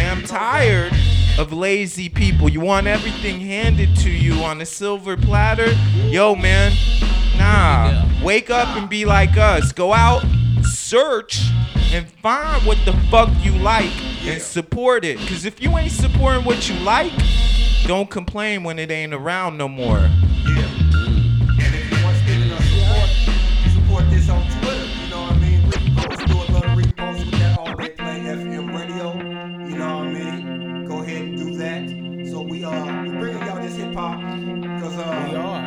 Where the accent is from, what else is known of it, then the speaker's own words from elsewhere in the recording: East Coast, United States; now in Oakland, United States; We broadcasting out of Oakland, California. But I grew up on the East Coast